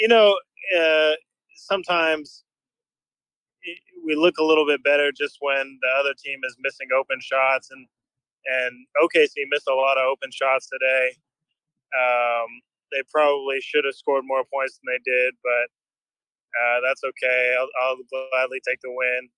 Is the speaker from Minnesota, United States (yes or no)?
no; Fair Oaks, California, United States; I'm from Fair Oaks.